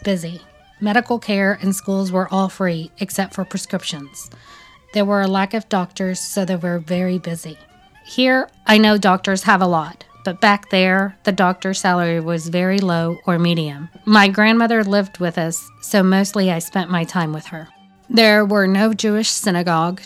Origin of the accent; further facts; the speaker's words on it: Kharkiv, Kharkiv Oblast, Ukraine; English is a second language; moved away as an adult; now in Nashville, United States; I was born in Kharkov City. It's a big industrial city in the Ukraine